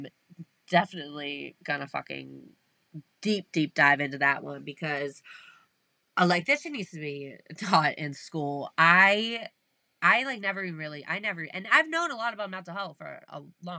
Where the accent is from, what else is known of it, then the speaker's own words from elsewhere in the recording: South Shore of Massachusetts, United States; I'm from the South Shore of Mass, so big sports guys over here.